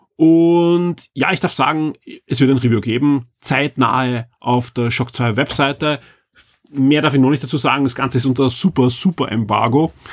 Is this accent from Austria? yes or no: yes; Austria; bei uns in Österreich